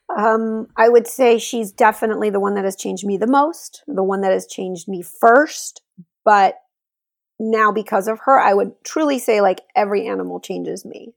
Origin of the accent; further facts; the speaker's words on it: Laredo, Texas, United States; now in Austin, United States; I was home in Laredo, Texas, where I'm from. That's my hometown.